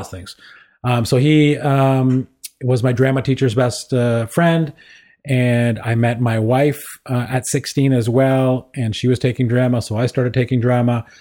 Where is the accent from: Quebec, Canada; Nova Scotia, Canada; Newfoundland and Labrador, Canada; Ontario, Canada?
Ontario, Canada; Kingston; I was, uh, born and raised in Kingston, Ontario